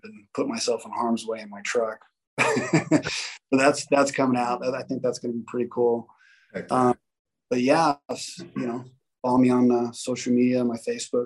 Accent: Las Vegas, Nevada, United States; growing up in Vegas

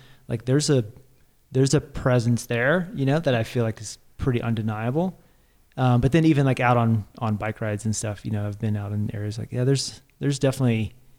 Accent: Arkansas, United States; I grew up in Arkansas

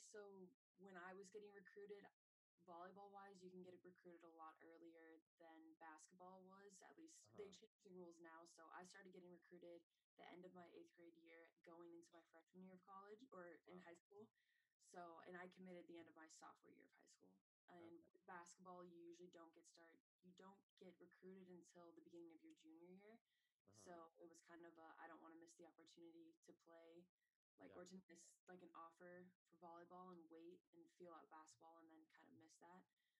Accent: Evergreen, Colorado, United States; Yeah, it's nothing compared to home.

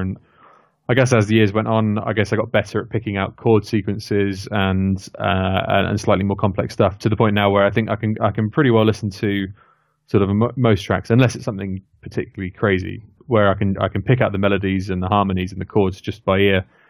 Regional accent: near Oxford, South East England, United Kingdom; moved away as an adult; now in Leamington Spa, United Kingdom; I grew up sort of near Oxford

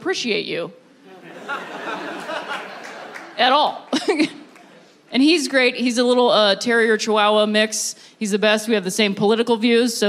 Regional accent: Ohio, United States; moved away; I'm from Ohio originally

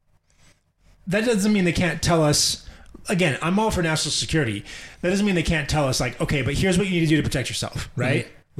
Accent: United States; As a fucking American

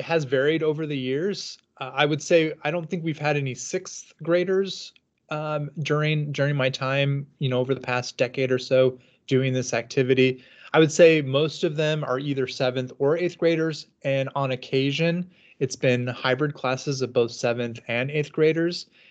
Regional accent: Southern California, United States; moved away as an adult; also born or lived in Washington; now in Kansas City, United States; I'm from Southern California

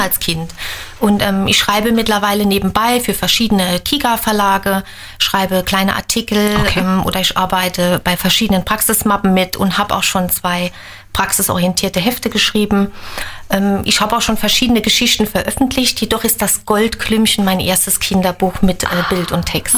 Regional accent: Reichenbach, Germany; meinem Heimatort Reichenbach

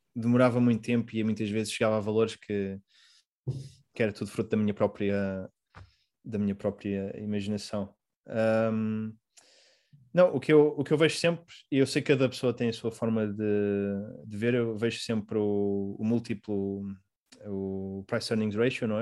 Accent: Portugal; also born or lived in Mozambique; now in Rotterdam, Netherlands; como português

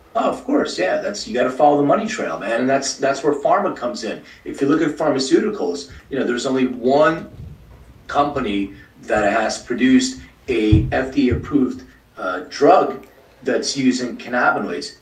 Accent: Philadelphia, Pennsylvania, United States; now in Los Angeles, United States; I'm from Philly. I live in LA now

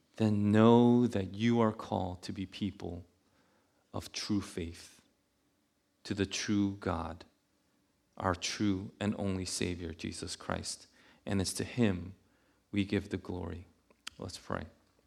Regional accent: New York City, New York, United States; also born or lived in Buffalo; I'm from Queens

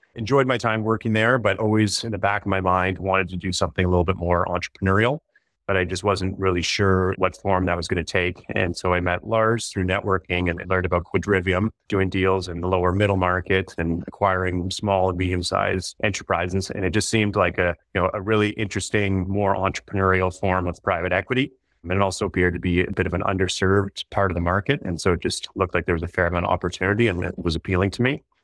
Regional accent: Toronto, Ontario, Canada; also born or lived in Nova Scotia; I'm from Toronto originally.

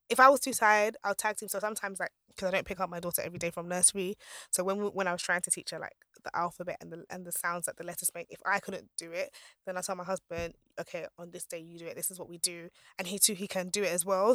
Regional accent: Nigeria; I'm Nigerian

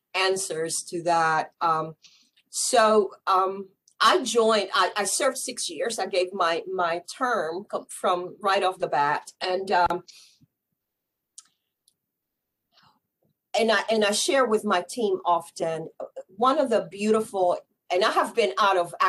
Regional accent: San Juan, Puerto Rico; I was born and raised in San Juan, Puerto Rico.

